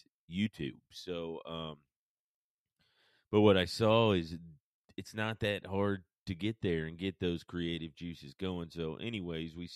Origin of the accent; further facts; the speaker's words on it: Paulding County, Georgia, United States; now in Cheatham County, Tennessee, United States; growing up in Paulding County, Georgia